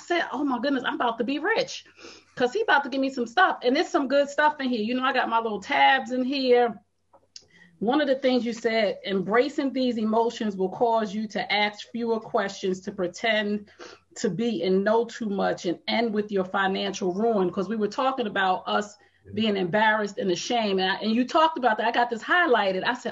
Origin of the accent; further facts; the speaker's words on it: Essex County, New Jersey, United States; also born or lived in East Orange, New Jersey / Irvington, New Jersey / Bloomfield, New Jersey / Montclair, New Jersey; I'm a girl from the hood. I'm from Essex County, New Jersey. I lived East Orange, Irvington, North, Bloomfield, Montclair